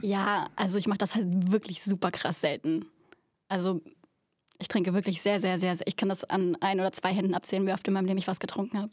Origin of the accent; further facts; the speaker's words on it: Berlin, Germany; moved away; Ich komme aus Berlin